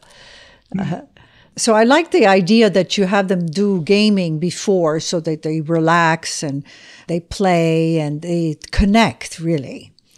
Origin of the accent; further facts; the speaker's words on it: Switzerland; also born or lived in Spain; I come from Switzerland